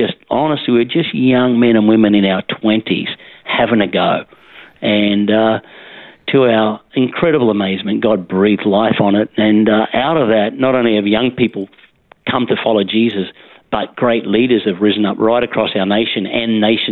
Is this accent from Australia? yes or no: yes; Dalby, Queensland, Australia; also born or lived in Gosford, New South Wales; Yeah, I was born in Gosford in the beautiful Central Coast. Mm-hmm. But my parents, who moved around, particularly through rural Queensland, moved to places such as Dalby, mm-hmm. on the Darling Downs, where I was there some of my formative years